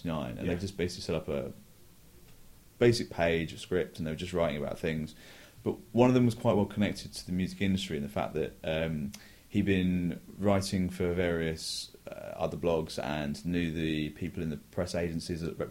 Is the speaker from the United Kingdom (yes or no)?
yes; England, United Kingdom; also born or lived in New York; I'm from England